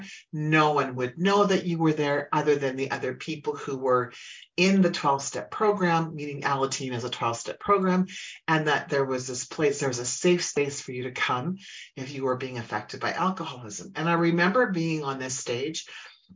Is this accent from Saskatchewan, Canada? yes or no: yes; Humboldt, Saskatchewan, Canada; now in Alberta, Canada; I grew up in Saskatchewan, which is a province next to me where I live in the province of Alberta